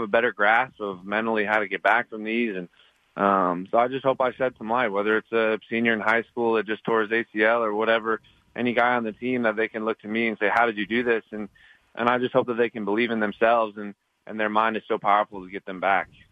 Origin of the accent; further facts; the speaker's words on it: Montana, United States; I'm I'm from Montana